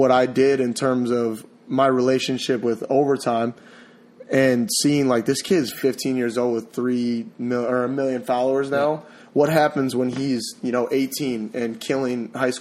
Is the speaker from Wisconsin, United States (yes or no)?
yes; Wisconsin, United States; moved away; also born or lived in Seattle; I'm from Wisconsin, you know, born and raised, kind of. I went to Seattle for a little bit and some other places